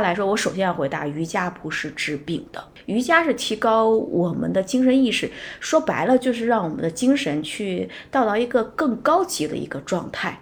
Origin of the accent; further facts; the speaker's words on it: China; 我们中国人